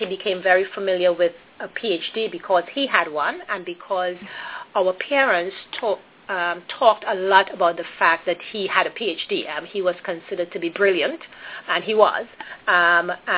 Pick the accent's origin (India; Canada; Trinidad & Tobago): Trinidad & Tobago; I was born and raised in Trinidad and Tobago, which is a Caribbean island